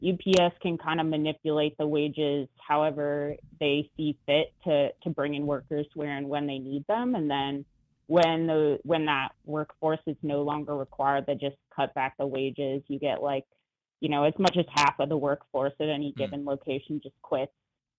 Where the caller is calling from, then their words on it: Bay Area, California, United States; calling in from the Bay Area.